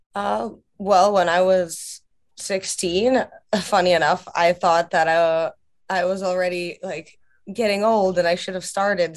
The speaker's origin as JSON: {"language": "English", "country": "Russia", "moved": "yes", "lives_now": "United States", "said": "my home country of Russia"}